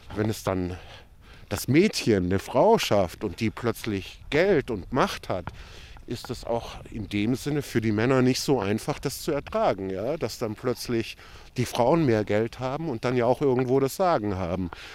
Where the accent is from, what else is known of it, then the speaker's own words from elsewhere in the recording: Würzburg, Bavaria, Germany; also born or lived in Berlin; Ich selber bin aber in Deutschland, in Würzburg geboren